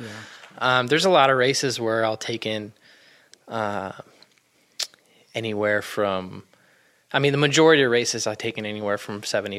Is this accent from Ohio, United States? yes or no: no; Iowa, United States; I grew up in Iowa. I worked on race cars, and I'm a NASCAR driver.